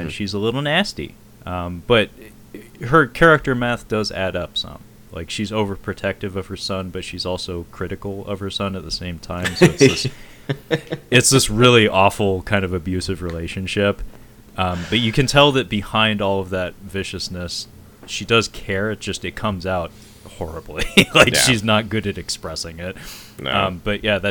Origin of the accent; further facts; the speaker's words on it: United States; as an American